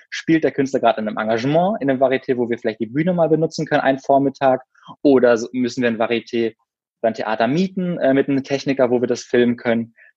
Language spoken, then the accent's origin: German; Berlin, Germany; ich komme aus Berlin und bin so auch in Berlin geboren